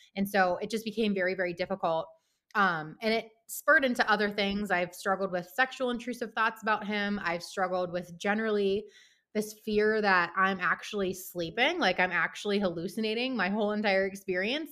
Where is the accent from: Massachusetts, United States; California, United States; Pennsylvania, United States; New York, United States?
Pennsylvania, United States; Pittsburgh; moved away as an adult; also born or lived in Baltimore; now in Wisconsin, United States; I'm actually based in Wisconsin, um, but I'm originally from Pittsburgh